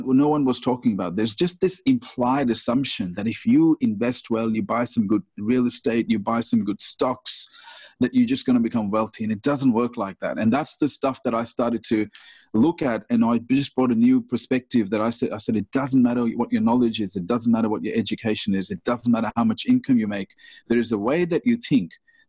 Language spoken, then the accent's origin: English; India; moved away; I was born in India